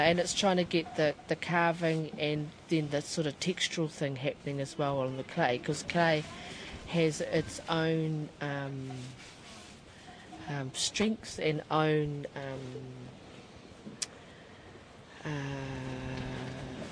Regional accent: Whakatāne, Bay of Plenty, New Zealand; I was born in Whakatāne

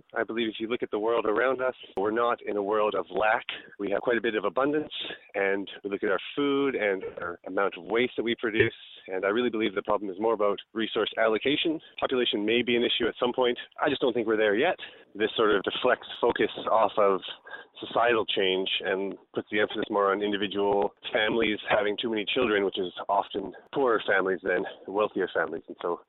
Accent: Canada; I'm from Canada.

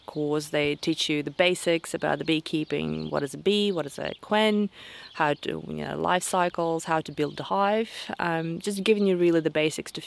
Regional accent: southern Russia, Russia; now in Motukarara, New Zealand; I'm originally from Russia, deep south

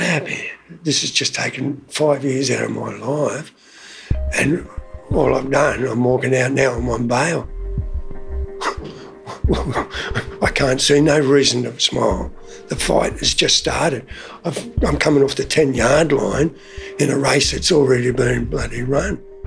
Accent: Sydney, New South Wales, Australia; moved away as an adult; also born or lived in Townsville; I was born in Sydney, New South Wales.

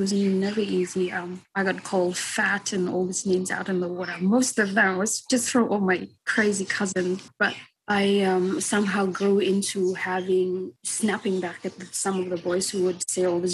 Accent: Vanuatu; I was surfing when I was growing up because I live around the coastal area

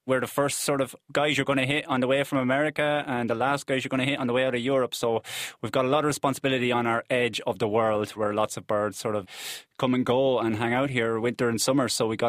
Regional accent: Ireland; From the very, very centre of the country

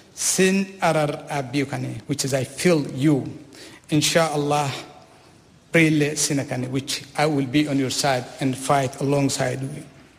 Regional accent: Eritrea; first language Saho; English is a second language; now in New Zealand; In my mother tongue, which is called Saho

